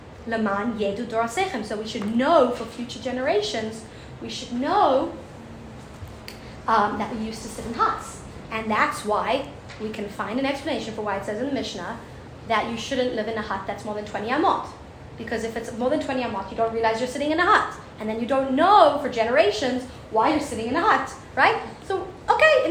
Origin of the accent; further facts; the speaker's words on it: South Africa; moved away; I'm from South Africa.